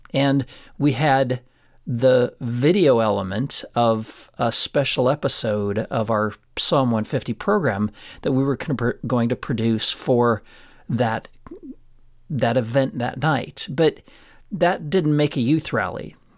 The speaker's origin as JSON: {"language": "English", "town": "Florence", "region": "Colorado", "country": "United States", "tie": "born or raised there", "said": "Florence, my hometown that I grew up"}